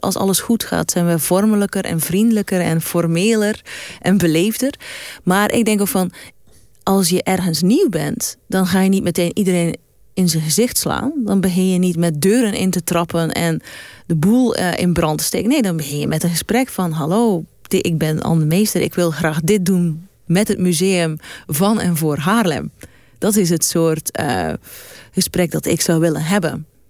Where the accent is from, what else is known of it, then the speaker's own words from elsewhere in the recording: West Flanders, Belgium; moved away; kom uit West-Vlaanderen. Dan zeggen we altijd je